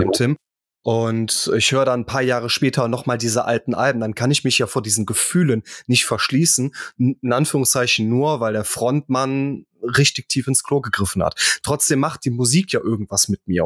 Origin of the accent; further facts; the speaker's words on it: near Krefeld, North Rhine-Westphalia, Germany; ich bin in Griffenbruch aufgewachsen. Das ist Nähe Krefeld